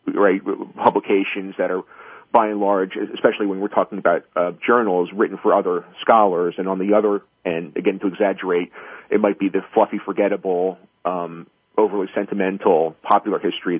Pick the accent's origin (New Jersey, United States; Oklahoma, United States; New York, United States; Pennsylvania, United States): New Jersey, United States; moved away as an adult; also born or lived in East Coast; I'm currently in New Jersey, which is where I grew up